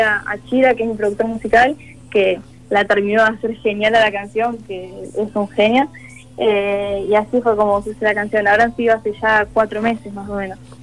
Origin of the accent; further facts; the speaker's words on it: Córdoba, Argentina; soy de Córdoba